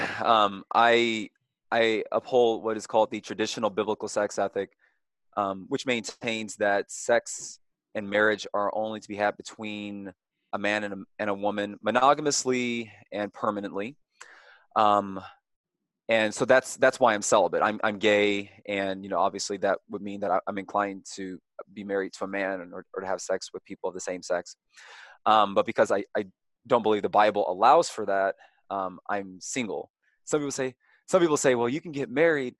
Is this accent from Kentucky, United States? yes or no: yes; Louisville, Kentucky, United States; I am from Louisville, Kentucky, born and raised